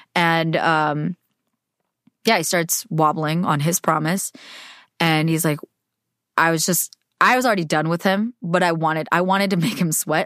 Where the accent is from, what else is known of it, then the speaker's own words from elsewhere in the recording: United States; I'm Asian American